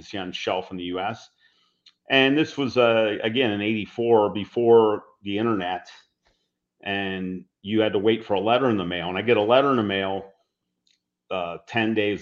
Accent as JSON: {"language": "English", "town": "Cincinnati", "region": "Ohio", "country": "United States", "tie": "born or raised there", "said": "We were hired by the local big company in my hometown is Procter & Gamble"}